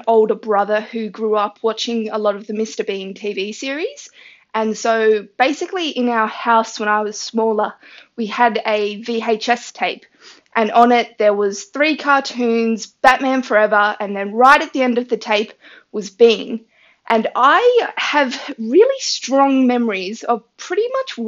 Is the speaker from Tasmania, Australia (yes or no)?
yes; Tasmania, Australia; from Tasmania, Australia